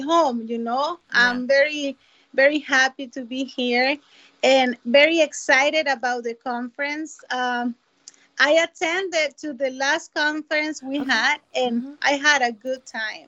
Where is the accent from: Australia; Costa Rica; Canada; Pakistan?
Costa Rica; now in Minneapolis, United States; I was born in Costa Rica